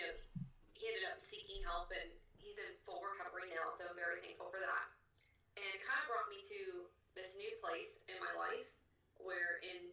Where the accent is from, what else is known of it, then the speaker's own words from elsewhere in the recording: Pittsburgh, Pennsylvania, United States; also born or lived in Charleroi, Pennsylvania; I'm from Pittsburgh, Pennsylvania